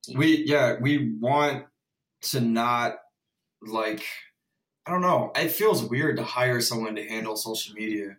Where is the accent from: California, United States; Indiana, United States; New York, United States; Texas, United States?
Texas, United States; Houston; I'm from Houston